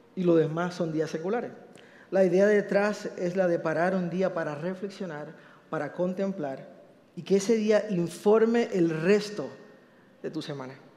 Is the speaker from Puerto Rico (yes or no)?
yes; Puerto Rico; yo soy boricua